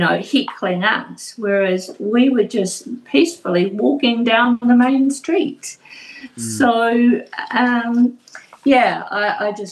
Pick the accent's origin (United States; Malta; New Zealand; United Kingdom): New Zealand; Invercargill, Southland; now in Tauranga, New Zealand; Originally, I'm from Invercargill